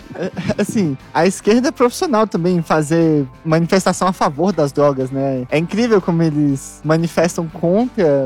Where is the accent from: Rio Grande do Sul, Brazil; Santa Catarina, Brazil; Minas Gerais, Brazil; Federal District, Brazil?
Federal District, Brazil; Brasília; moved away as an adult; now in São Paulo, Brazil; a minha cidade natal